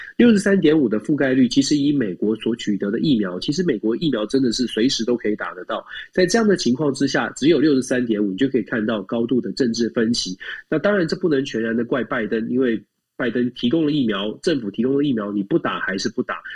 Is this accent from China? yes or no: no; Taiwan; now in United States; 我们是台湾来的